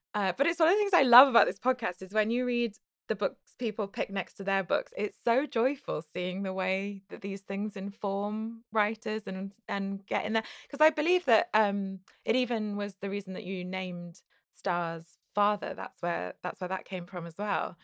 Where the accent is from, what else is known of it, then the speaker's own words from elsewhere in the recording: United Kingdom; as a British person